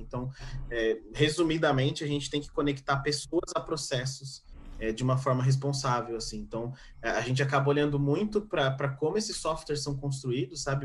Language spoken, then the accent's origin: Portuguese; São Paulo, Brazil; Eu sou paulista